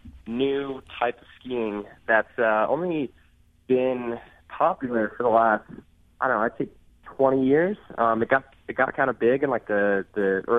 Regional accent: Indiana, United States; But I grew up right outside Cincinnati, Ohio, right across the state line in Indiana, right up next to the Ohio River, actually.

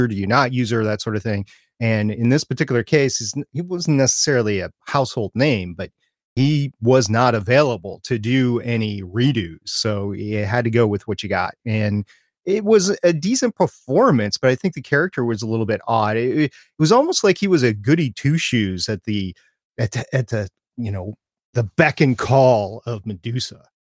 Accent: Minneapolis–Saint Paul, Minnesota, United States; I grew up in the Twin Cities. of Minnesota, Saint Paul, Minneapolis, and we moved suburbs that summer

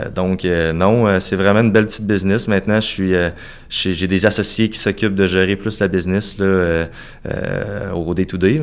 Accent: Cap-Saint-Ignace, Quebec, Canada; also born or lived in Saint-Jean-Chrysostome, Lévis; je suis né à Cap-Saint-Ignace, tout près de Montmagny

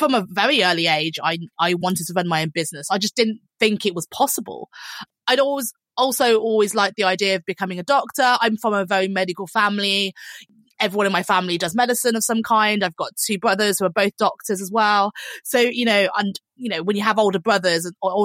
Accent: Birmingham, West Midlands, United Kingdom; moved away as an adult; also born or lived in London; I was originally from Birmingham and I moved to London

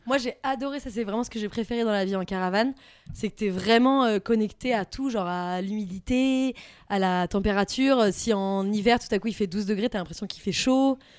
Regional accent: France; accent: French accent and Southern US accent when speaking English; also born or lived in United States; Un accent français

